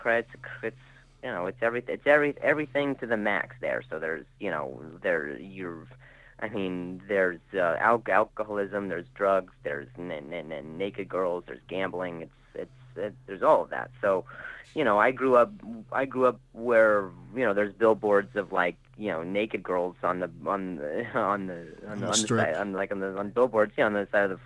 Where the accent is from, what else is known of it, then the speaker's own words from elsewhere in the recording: Las Vegas, Nevada, United States; also born or lived in Indianapolis, Indiana; now in Los Angeles, United States; I'm originally from Indianapolis, Indiana, and I grew up in Vegas, and now I live in Los Angeles.